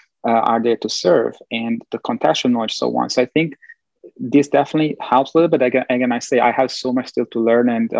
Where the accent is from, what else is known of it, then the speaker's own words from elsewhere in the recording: Italy; moved away; also born or lived in Bosnia and Herzegovina / Belgium / United States; growing up in Italy, getting to know this like way of thinking, which is more Latin, Southern European